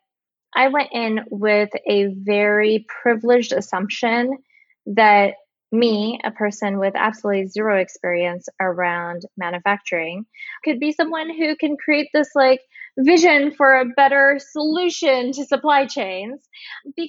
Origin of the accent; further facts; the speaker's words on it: Bay Area, California, United States; I am from the Bay Area